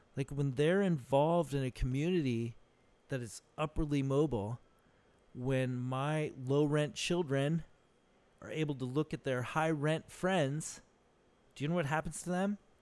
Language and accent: English; Socorro, New Mexico, United States; now in Benicia, United States; I'm from Socorro, New Mexico, dude. That's where I grew up